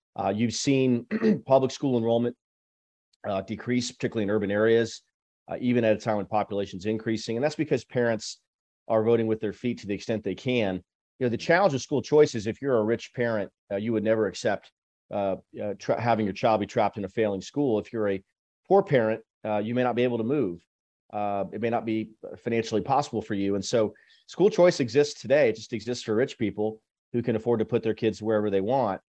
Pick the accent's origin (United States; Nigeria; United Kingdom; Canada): United States; Austin, Texas; also born or lived in Washington, D.C.; I grew up in Austin, went to U T, graduated, went to D C for ten years